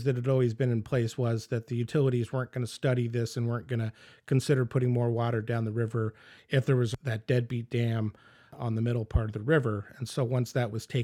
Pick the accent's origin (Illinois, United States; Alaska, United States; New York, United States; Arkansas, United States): Alaska, United States; Anchorage; I grew up in Anchorage